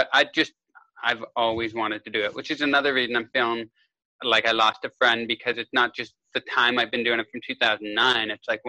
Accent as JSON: {"language": "English", "town": "Kitchener", "region": "Ontario", "country": "Canada", "tie": "born or raised there", "moved": "as an adult", "lives_now": "United States", "said": "I grew up in Kitchener, Ontario, Canada."}